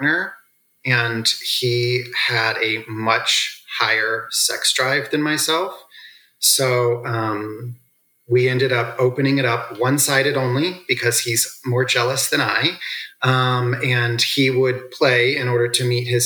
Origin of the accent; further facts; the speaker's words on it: Midwest, United States; also born or lived in the South (US); I was born in the South, raised in the Midwest, raised on a farm